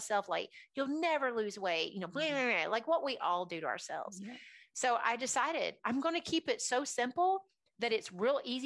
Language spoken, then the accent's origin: English; Nashville, Tennessee, United States; also born or lived in Alabama; after the age of 9, we moved to Nashville from Alabama